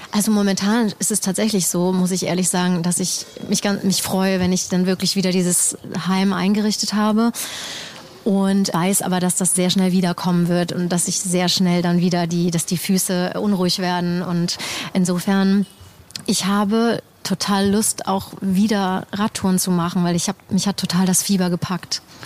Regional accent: Germany; hier im, im eigenen Land oder hier, wo ich aufgewachsen bin

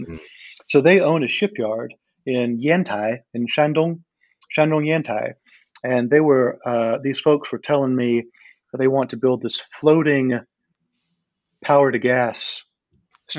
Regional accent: Georgia, United States; moved away; also born or lived in China; I'm actually from the United States. I'm from the state of Georgia in the southeast.

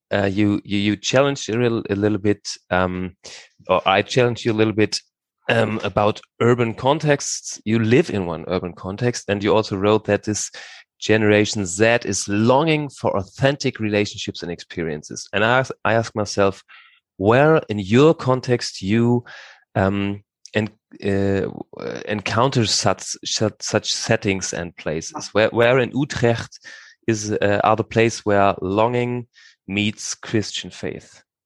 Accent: Hamburg, Germany; now in Bad Blankenburg, Germany; I grew up in Hamburg

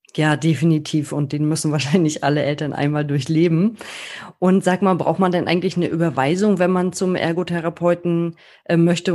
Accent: Germany

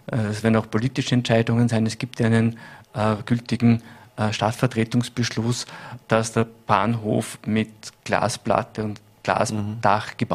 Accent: Bregenz, Vorarlberg, Austria; dann wäre natürlich Bregenz nicht mehr wiederzuerkennen im guten Sinne und das würde mich persönlich als Bregenzer sehr sehr, sehr freuen.

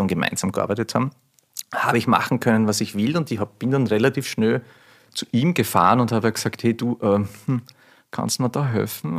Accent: Burgenland, Austria; also born or lived in Hungary; Dort bin ich aufgewachsen und dort ist ein Weingut und das zweite Weingut ist in Ungarn

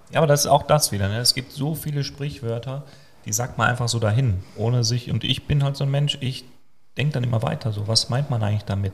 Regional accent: Germany; Als Deutscher

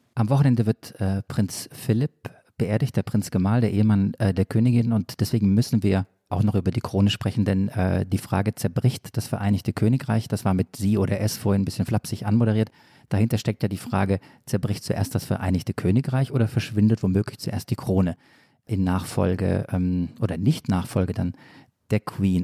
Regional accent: Swabia, Baden-Württemberg, Germany; accent: Swabian

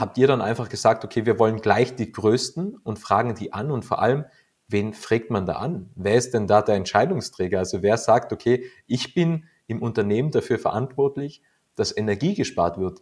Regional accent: Austria; bei uns in Österreich

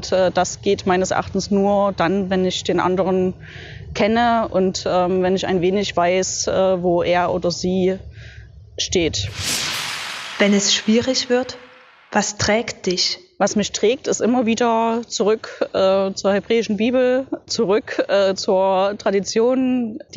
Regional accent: Leipzig, Saxony, Germany; Ich bin hier in Leipzig, weil Leipzig meine Heimatstadt ist

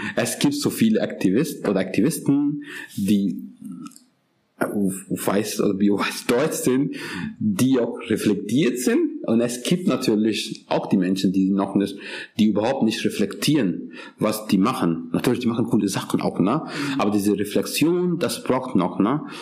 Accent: Pakistan; German is a second language; now in Germany; Ich komme übrigens aus Pakistan

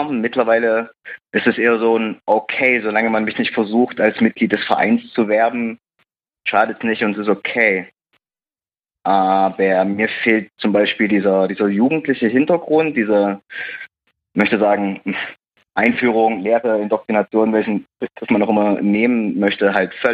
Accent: East Germany, Germany; ich bin in Ostdeutschland aufgewachsen, im Dorf. Äh, ist cool.

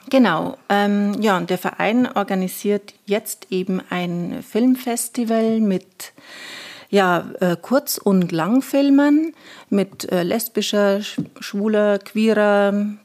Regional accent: Weiden, Bavaria, Germany; now in Regensburg, Germany; ich bin zwar gebürtige Oberpfälzerin und äh, das sehr gerne.

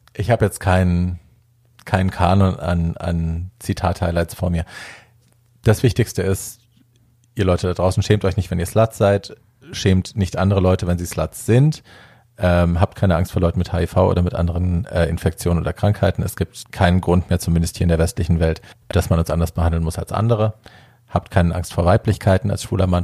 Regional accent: Hesse, Germany; bei uns in Hessen

